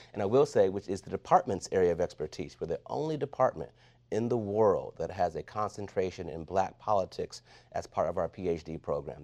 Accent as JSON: {"language": "English", "town": "Toledo", "region": "Ohio", "country": "United States", "tie": "born or raised there", "moved": "yes", "lives_now": "Washington, D.C., United States", "said": "I was raised in Toledo, Ohio. I consider myself a Midwestern boy"}